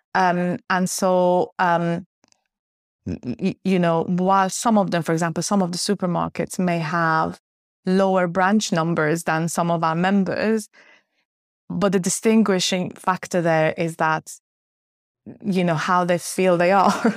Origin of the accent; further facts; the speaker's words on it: Finland; moved away as an adult; also born or lived in Uppsala, Sweden; now in United Kingdom; I grew up in Finland. Um, I was part of the Swedish-speaking community in Finland